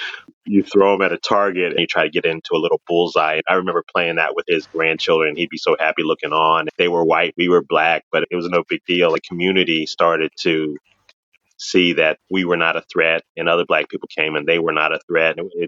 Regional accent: Washington, District of Columbia, United States; Growing up in the 70s was during the aftermath

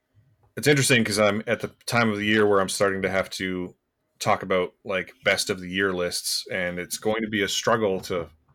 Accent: Canada; our responsibility as Canadian podcasters

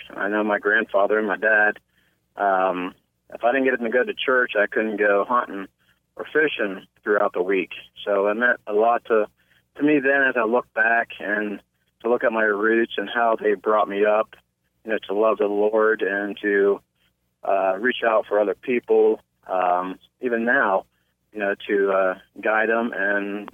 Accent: Cambridge, Ohio, United States; I was born in Cambridge, Ohio. I attended school, graduated from high school here in Cambridge

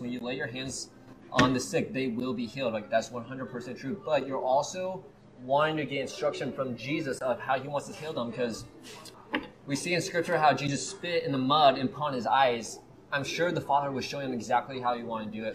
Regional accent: Kansas City, Missouri, United States; also born or lived in Colorado; I was actually born in Colorado, but I was raised in Kansas City

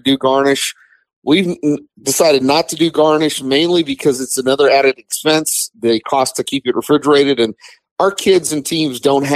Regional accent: Texas, United States; I'm a Texan.

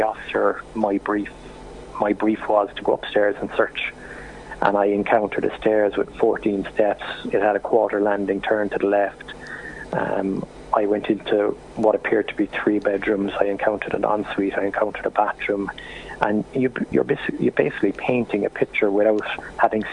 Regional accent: Cork, Munster, Ireland; I'm from Cork

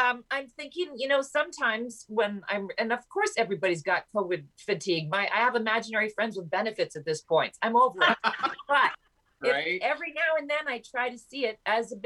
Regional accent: Canada; My home country

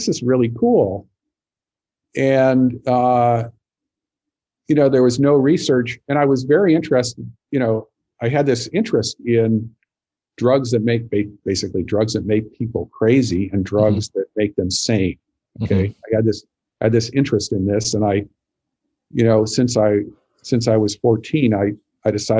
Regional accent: Montana, United States; I grew up in Montana

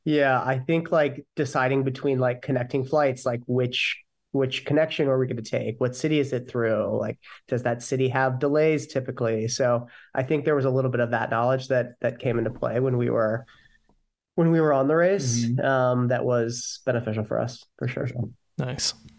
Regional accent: Ohio, United States; moved away as an adult; now in New York City, United States; born and raised in Ohio

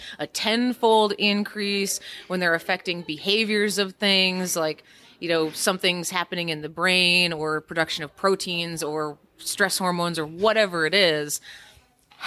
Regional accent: Indiana, United States; now in Kansas, United States; I come originally from Indiana, although I live in Kansas now

